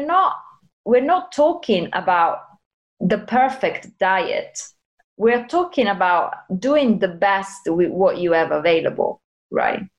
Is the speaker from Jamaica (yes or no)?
no; Italy; I'm from Italy. I was raised eating everything